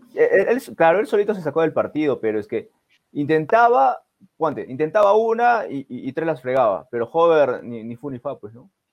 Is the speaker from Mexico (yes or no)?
no; Peru; nosotros como peruanos